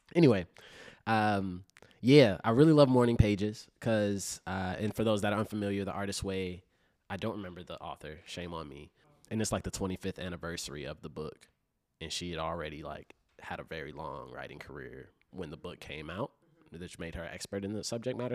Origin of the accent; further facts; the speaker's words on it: Chicago, Illinois, United States; growing up in Chicago